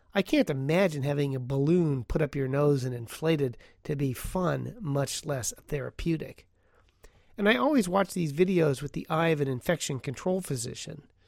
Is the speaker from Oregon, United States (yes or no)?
yes; Portland, Oregon, United States; Portland, Oregon, my hometown